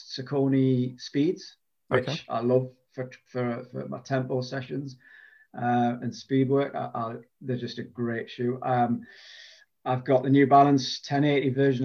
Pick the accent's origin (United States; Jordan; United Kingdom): United Kingdom; Durham, North East England; I'm from the northeast of England. I'm from Durham. I've lived here all my life.